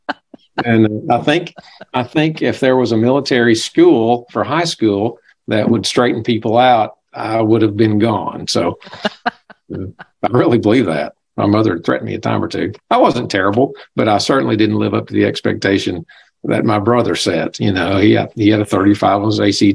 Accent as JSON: {"language": "English", "region": "Arkansas River Valley", "country": "United States", "tie": "born or raised there", "also_born_or_lived": "Blytheville, Arkansas / Osceola, Arkansas", "said": "I'm an Arkansas boy. I came from the River Valley, was born in Blytheville, Arkansas, which is the other side of the state."}